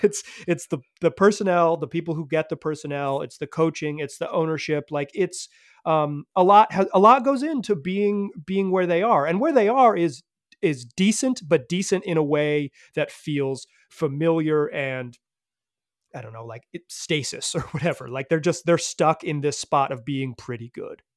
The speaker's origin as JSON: {"language": "English", "town": "Chapel Hill", "region": "North Carolina", "country": "United States", "tie": "born or raised there", "said": "growing up in Chapel Hill"}